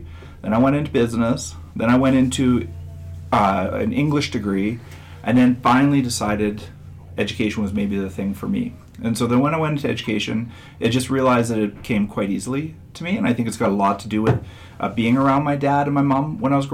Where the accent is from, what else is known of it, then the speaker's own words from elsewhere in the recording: Saskatchewan, Canada; I grew up in Saskatchewan